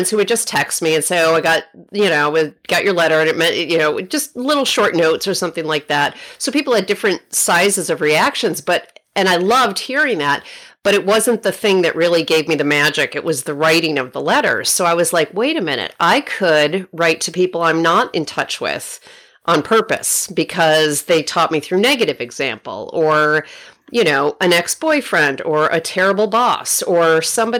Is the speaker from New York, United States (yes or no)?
yes; Rochester, New York, United States; now in Oakland, United States; my hometown of Rochester, New York